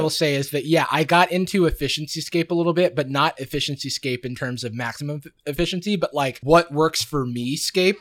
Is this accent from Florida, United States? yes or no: yes; Gainesville, Florida, United States; growing up in Gainesville, Florida